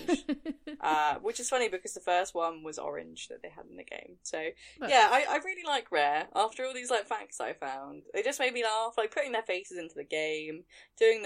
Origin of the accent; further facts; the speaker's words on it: England, United Kingdom; I'm very English